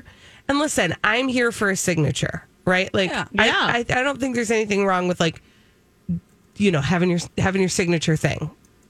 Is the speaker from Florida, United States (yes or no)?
no; Schaumburg, Illinois, United States; I grew up in Schaumburg.